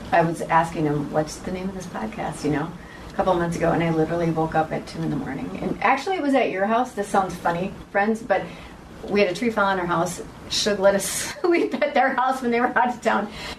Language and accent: English; Wisconsin, United States; I'm just like a girl from a small town in Wisconsin.